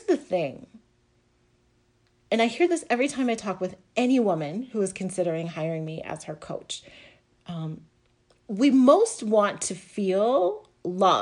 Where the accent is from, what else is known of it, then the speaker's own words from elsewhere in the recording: the South, United States; now in New Jersey, United States; I live right now on the Northeast coast, and I grew up in the South